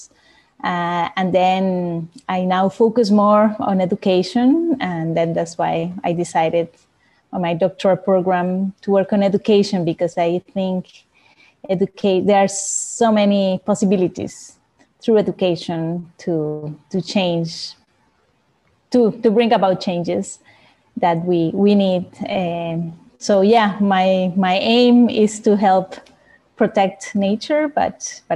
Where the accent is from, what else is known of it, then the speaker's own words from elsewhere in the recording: Costa Rica; I'm from Costa Rica, living in Costa Rica as well right now.